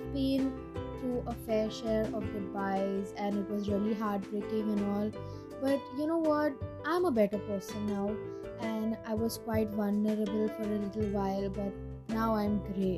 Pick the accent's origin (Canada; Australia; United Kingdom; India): India; I'm Indian